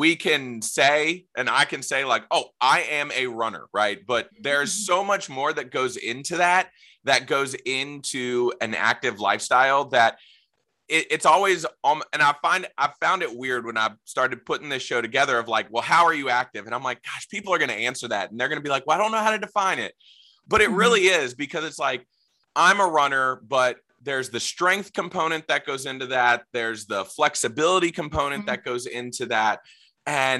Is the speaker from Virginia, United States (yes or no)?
yes; Virginia Beach, Virginia, United States; I grew up in Virginia Beach, so I know Hickory very well